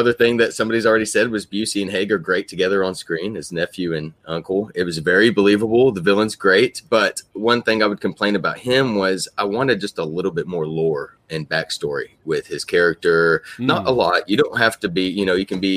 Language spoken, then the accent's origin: English; Oklahoma, United States; I'm from Oklahoma